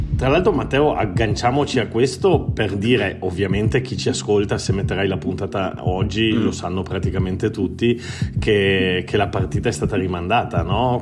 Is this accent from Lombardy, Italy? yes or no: no; Treviso, Veneto, Italy; moved away as an adult; also born or lived in Turin; now in Barcelona, Spain; Io sono nato a Torino ma cresciuto a Treviso